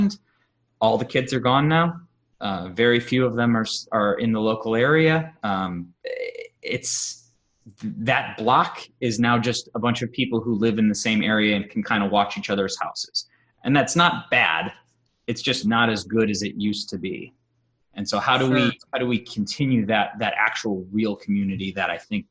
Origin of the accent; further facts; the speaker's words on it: Chicago, Illinois, United States; moved away; I am from Chicago